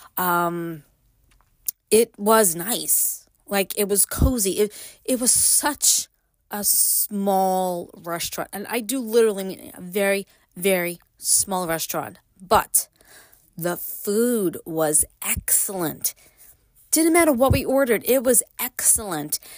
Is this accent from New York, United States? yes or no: yes; New York City, New York, United States; moved away; I grew up in Brooklyn